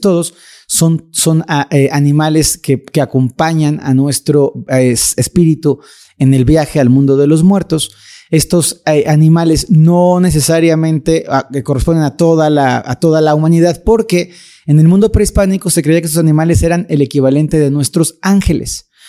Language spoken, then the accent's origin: Spanish; Mexico; en mi país, en México lindo